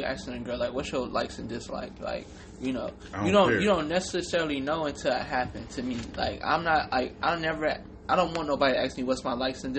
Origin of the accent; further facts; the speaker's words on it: California, United States; I'm from California